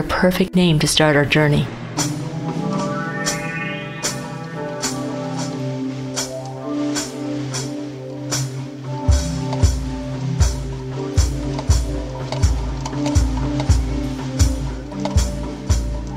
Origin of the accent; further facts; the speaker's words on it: Canada; I'm a Canadian journalist whose family comes from Malaysia